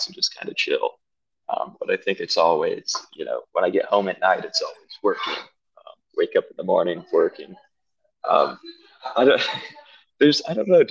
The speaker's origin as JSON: {"language": "English", "town": "Greenville", "region": "South Carolina", "country": "United States", "tie": "born or raised there", "also_born_or_lived": "Charleston, South Carolina", "said": "I was born and raised in South Carolina, specifically Greenville."}